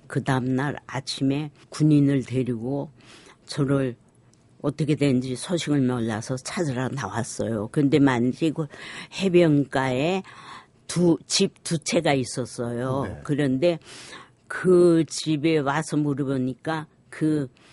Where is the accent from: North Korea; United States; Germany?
North Korea; Sinchon, Hwanghae; now in South Korea; 저희가 고향이 황해도예요. 그래서 저희가 피난 나올 때 신천에서